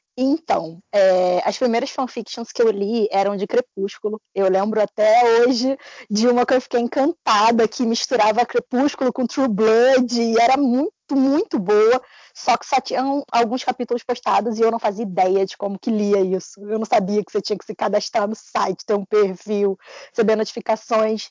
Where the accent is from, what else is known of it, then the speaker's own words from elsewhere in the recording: Rio de Janeiro, Brazil; sou carioca e falo igual um traficante